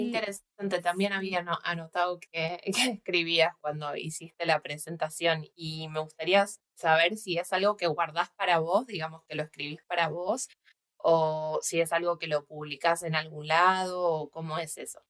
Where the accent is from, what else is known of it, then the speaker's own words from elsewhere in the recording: Buenos Aires, Argentina; moved away as an adult; now in New Zealand; de Buenos Aires, que es de donde soy